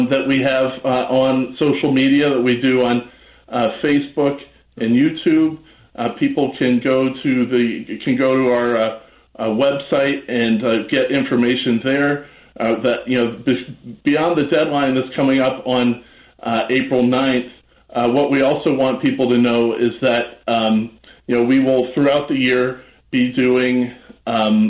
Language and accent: English; Chicago, Illinois, United States; I grew up in Hyde Park. I grew up in Chicago.